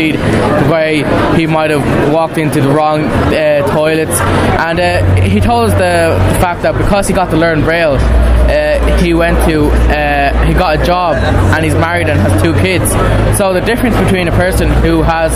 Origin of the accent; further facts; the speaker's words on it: India; now in Lucan, Dublin, Ireland; I come from India